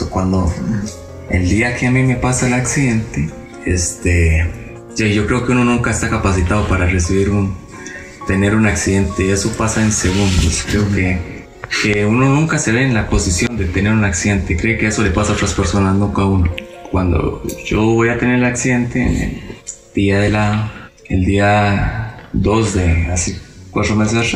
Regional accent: Alajuela, Costa Rica; bueno, yo originalmente soy de La Palmita.

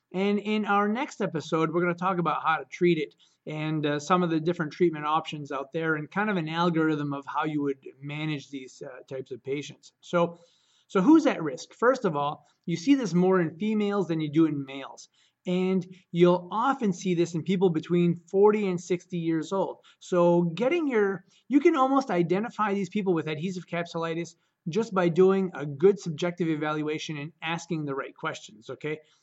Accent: Caribou, Maine, United States; I'm from Caribou, Maine

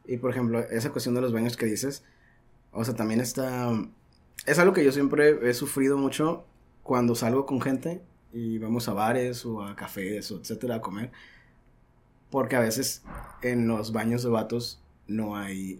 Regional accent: Caborca, Sonora, Mexico; also born or lived in Tijuana, Baja California; now in Baja California, Mexico; nací en Caborca

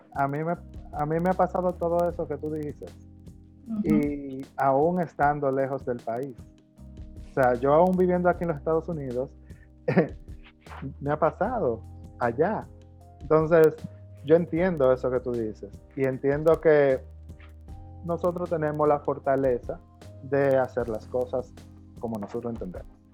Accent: Dominican Republic; me siento a velar por el futuro de la moda en mi país

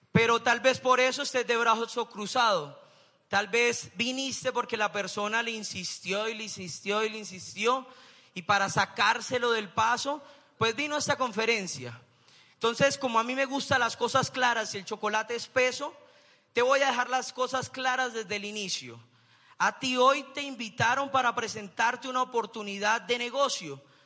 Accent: Bucaramanga, Santander, Colombia; Yo soy de Bucaramanga

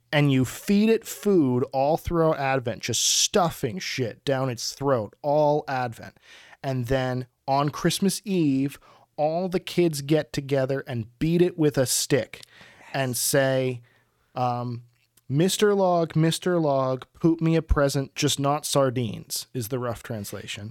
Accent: Pittsburgh, Pennsylvania, United States; this Persephio that I grew up with in Pittsburgh

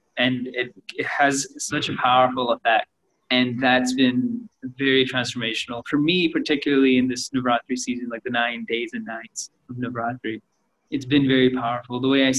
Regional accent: Canada; now in India; I grew up in Canada

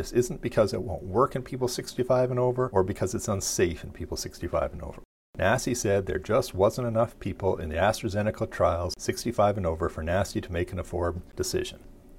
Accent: Pinawa, Manitoba, Canada; now in Dauphin, Canada; In general, I hate Hallmark Christmas movies, other than the one that was partially filmed in my hometown of Pinawa.

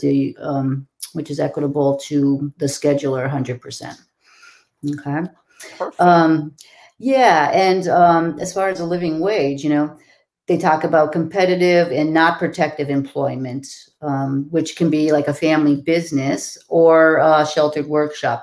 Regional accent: Massachusetts, United States; I am from Massachusetts

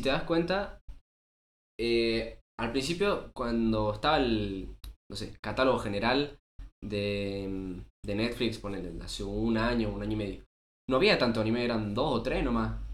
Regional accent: Salta, Argentina; somos unos pibes de Salta

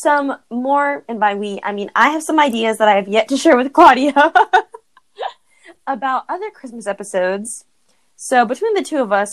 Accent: United States; as an American

